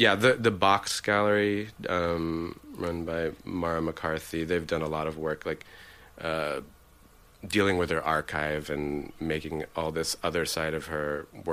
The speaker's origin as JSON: {"language": "English", "town": "New York City", "region": "New York", "country": "United States", "tie": "born or raised there", "moved": "yes", "lives_now": "Los Angeles, United States", "said": "I grew up in New York, in Manhattan, in Soho"}